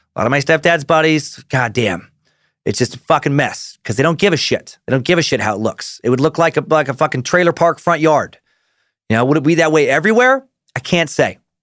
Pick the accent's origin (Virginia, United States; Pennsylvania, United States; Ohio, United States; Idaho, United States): Idaho, United States; Riggins; I grew up in Riggins